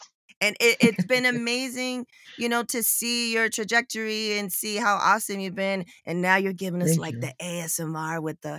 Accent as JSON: {"language": "English", "town": "San Diego", "region": "California", "country": "United States", "tie": "born or raised there", "moved": "yes", "said": "I'm born and raised. I'm from San Diego, but I left. Oh. I moved out as soon as possible"}